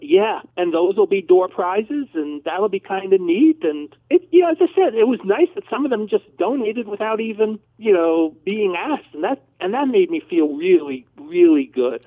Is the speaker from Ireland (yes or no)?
no; New Jersey, United States; moved away as an adult; now in Dallas, United States; I'm from New Jersey.